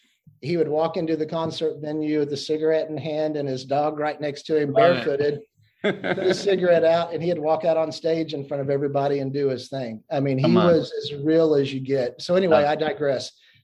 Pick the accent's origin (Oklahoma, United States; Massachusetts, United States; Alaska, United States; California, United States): Oklahoma, United States; I was born and raised in Oklahoma.